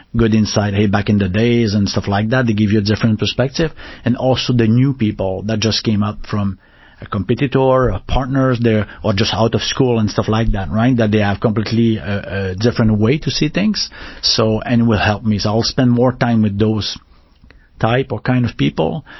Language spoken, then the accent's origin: English; Canada; accent: French Canadian; English is a second language; moved away; also born or lived in Paris, France; we speak super fast, right? So in like uh, French Canadian, so we and we don't articulate as much as they articulate